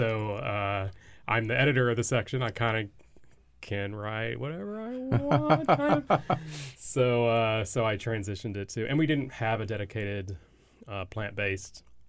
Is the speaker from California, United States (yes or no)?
no; Texas, United States; I grew up in Texas